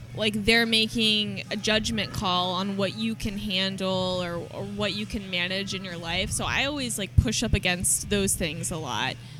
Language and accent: English; Oklahoma, United States; now in San Diego, United States; I'm not from San Diego. Like I'm from Oklahoma